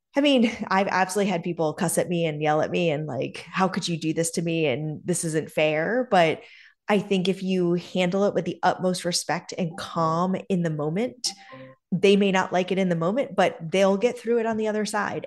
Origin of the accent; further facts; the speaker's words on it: North Andover, Massachusetts, United States; also born or lived in Keene, New Hampshire; We were there through the third grade, and then we moved to a town called North Andover, Mass, uh, which is sort of the North Shore area of Massachusetts, just above Boston